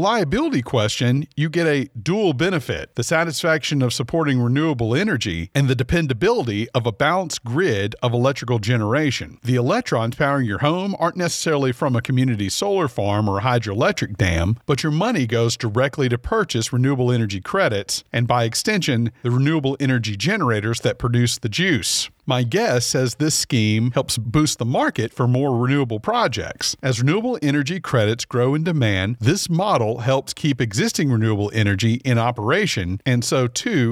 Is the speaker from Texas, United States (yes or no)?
no; Louisiana, United States; My home state of Louisiana.